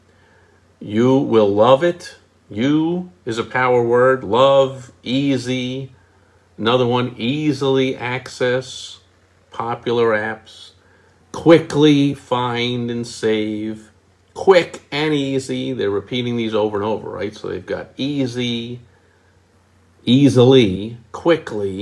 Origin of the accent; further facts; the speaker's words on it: New York, United States; moved away; I am from New York